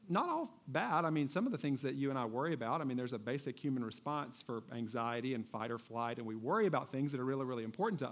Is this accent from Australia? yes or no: no; Kentucky, United States; I grew up in Kentucky